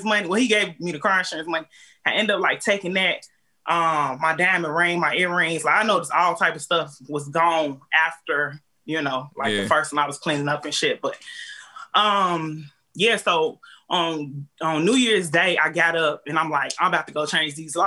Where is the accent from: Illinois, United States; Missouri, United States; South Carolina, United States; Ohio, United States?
Illinois, United States; Chicago; now in Clayton County, Georgia, United States; I'm from Chicago, I ain't got nobody down here